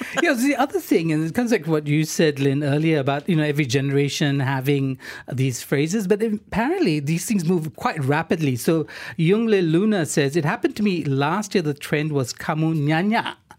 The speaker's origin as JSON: {"language": "English", "country": "Singapore", "tie": "born or raised there", "said": "I grew up in Singapore"}